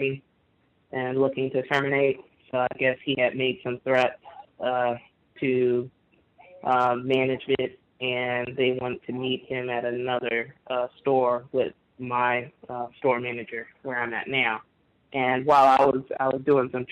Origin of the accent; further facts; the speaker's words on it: Florida, United States; now in New Orleans, United States; I'm from Florida